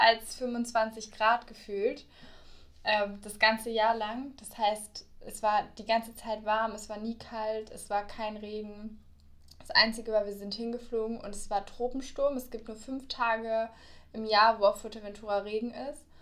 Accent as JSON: {"language": "German", "region": "Berlin", "country": "Germany", "also_born_or_lived": "Bayreuth", "moved": "yes", "lives_now": "Cologne, Germany", "said": "ich komme ja aus Berlin"}